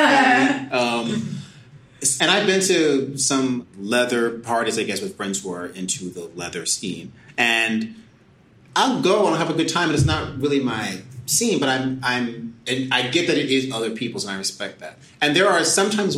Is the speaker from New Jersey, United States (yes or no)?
yes; Hackensack, New Jersey, United States; moved away as an adult; also born or lived in Syracuse / New York; I was born in Hackensack, New Jersey. Yeah. I'll start there. I mean, yeah, that's a piece of it. I'll get back to that. But, you know, I grew up in New Jersey